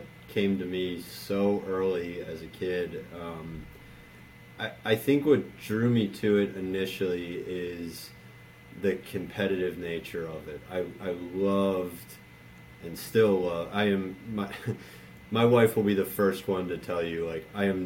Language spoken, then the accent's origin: English; Baltimore, Maryland, United States; I grew up in Baltimore.